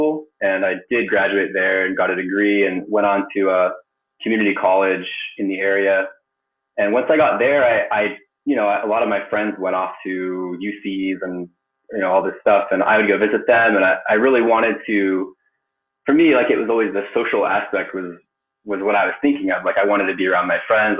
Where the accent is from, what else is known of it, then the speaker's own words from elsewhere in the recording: Palo Alto, California, United States; also born or lived in Japan; I grew up in Silicon Valley. I was born in Palo Alto.